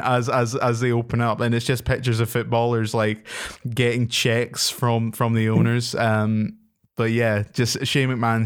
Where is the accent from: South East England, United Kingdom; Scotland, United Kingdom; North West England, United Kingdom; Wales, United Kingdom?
Scotland, United Kingdom; being a Scottish person myself